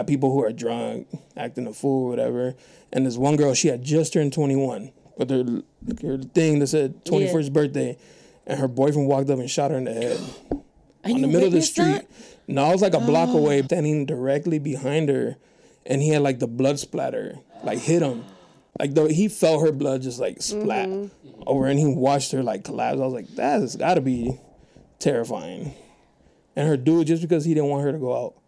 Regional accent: National City, California, United States; I grew up in National City

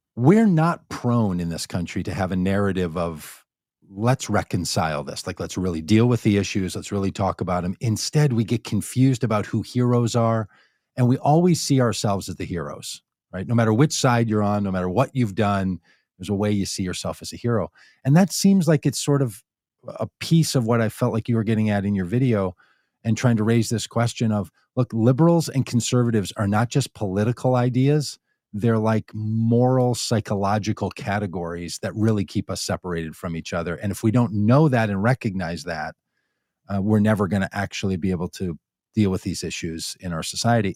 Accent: Minnesota, United States; I was raised in Minnesota

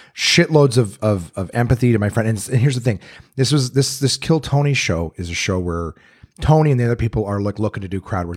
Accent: Canada; now in United States; I'm a Canadian

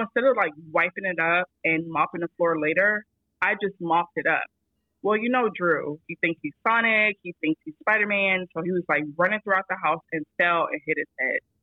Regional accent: Florida, United States; moved away as an adult; now in Las Vegas, United States; we're both educators, Florida natives, born and raised

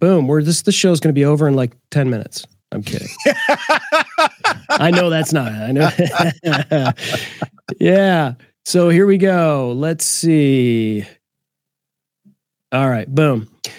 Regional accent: Detroit, Michigan, United States; I'm from Detroit

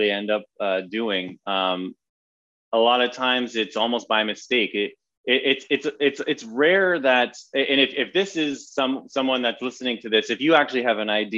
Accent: London, Ontario, Canada; now in Los Angeles, United States; I grew up in Canada, just outside of Toronto, in a place called London, Ontario.

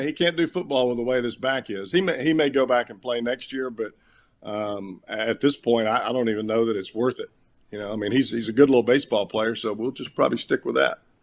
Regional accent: Alabama, United States; moved away as an adult; growing up in Alabama

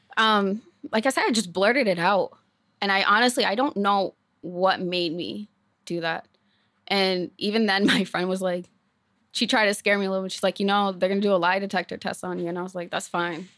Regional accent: Maine, United States; I was born in Maine, raised in foster care, um, from the time I was fourteen and on

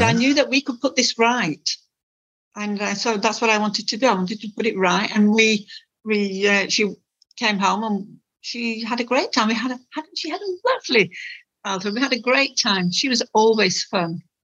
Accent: Lancashire, North West England, United Kingdom; moved away; in the northwest, um, in Lancashire

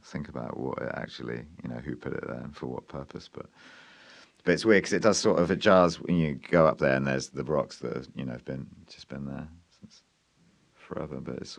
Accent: Cornwall, South West England, United Kingdom; I was born in Cornwall as the first member of my family to be born in Cornwall. I didn't grow up in a Cornish family, but I've lived in Cornwall all my life and I've never left.

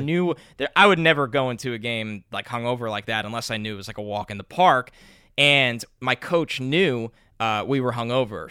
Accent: New York, United States; I grew up in New York

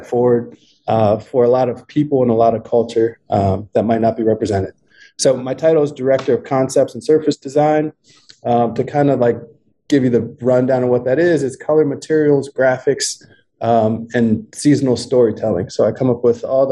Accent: Ohio, United States; moved away; I'm from Ohio

